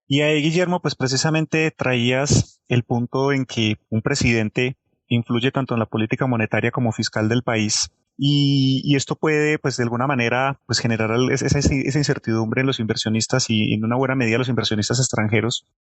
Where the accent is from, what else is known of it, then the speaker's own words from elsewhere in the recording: Colombia; como colombianos